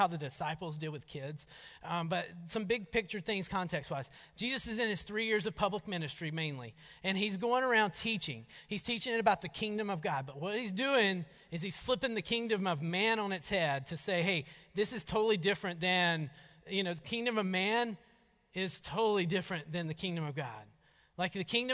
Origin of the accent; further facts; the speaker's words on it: North Georgia, United States; moved away; we grew up in North Georgia